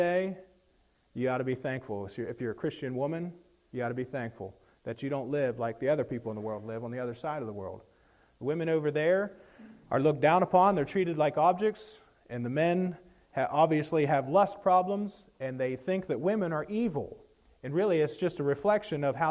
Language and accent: English; Appalachia, United States; I'm from Appalachia